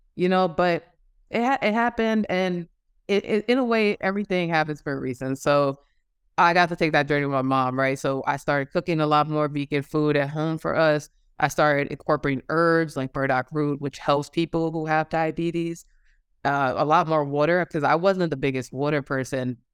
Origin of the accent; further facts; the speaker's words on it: New York, United States; moved away as an adult; now in Georgia, United States; I'm originally from New York, but I am currently living in Georgia